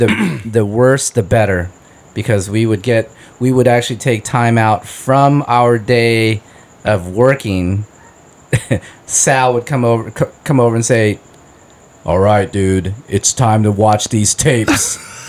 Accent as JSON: {"language": "English", "town": "Cerritos", "region": "California", "country": "United States", "tie": "born or raised there", "said": "Originally from a town called Cerritos."}